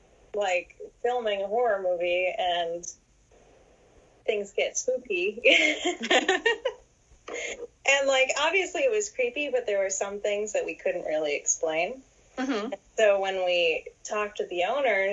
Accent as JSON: {"language": "English", "town": "New Gloucester", "region": "Maine", "country": "United States", "tie": "born or raised there", "moved": "yes", "lives_now": "North Carolina, United States"}